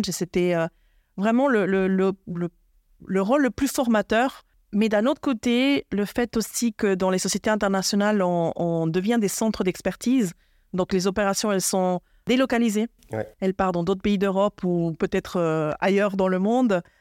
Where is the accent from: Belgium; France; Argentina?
Argentina; Buenos Aires; born there; Suisse-Argentine. Je suis née à Buenos Aires.